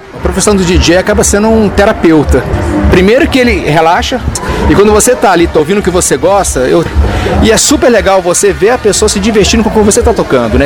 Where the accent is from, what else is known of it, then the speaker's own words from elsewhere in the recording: São Paulo, Brazil; now in Brasília, Brazil; sou de São Paulo, trabalhei nas casas noturnas de São Paulo